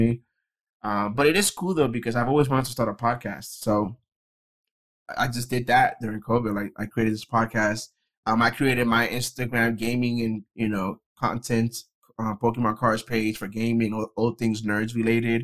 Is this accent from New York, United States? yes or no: yes; New York, United States; moved away as an adult; also born or lived in Dominican Republic; now in Florida, United States; I was born in the Dominican Republic, raised in New York, and I live every side in Florida.